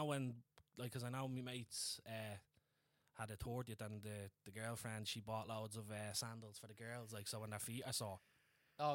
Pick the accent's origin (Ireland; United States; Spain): Ireland; Dublin, Leinster; Like I know we're from Dublin